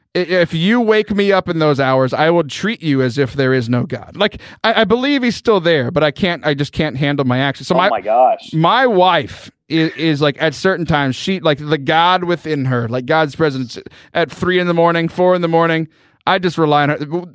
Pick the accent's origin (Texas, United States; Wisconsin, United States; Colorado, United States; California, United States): Texas, United States; Central; I'm from Central Texas